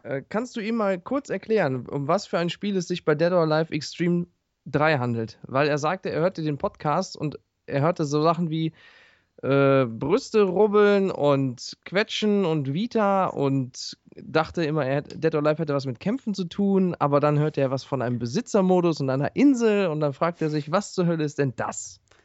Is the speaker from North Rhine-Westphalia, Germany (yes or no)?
yes; Ruhr area, near Duisburg, North Rhine-Westphalia, Germany; ich komme aus dem Ruhrpott